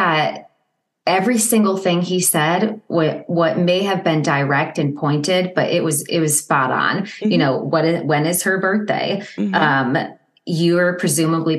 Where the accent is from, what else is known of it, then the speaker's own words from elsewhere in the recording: Ohio, United States; I'm from Ohio.